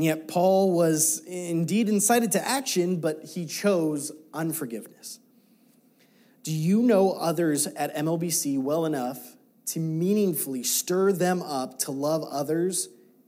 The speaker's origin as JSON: {"language": "English", "country": "United States"}